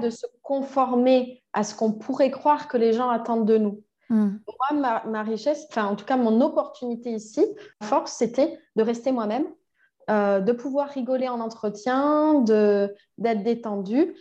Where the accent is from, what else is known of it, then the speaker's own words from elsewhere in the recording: Toulouse, Occitania, France; moved away as an adult; also born or lived in Quebec, Canada; now in Bordeaux, France; j'ai grandi à Toulouse